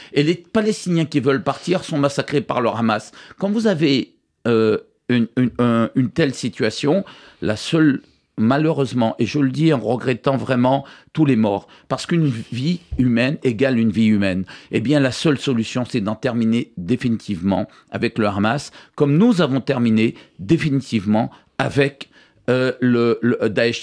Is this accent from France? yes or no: yes; Guadeloupe, France; je suis guadeloupéen, 100% français, je suis simplement d'origine libanaise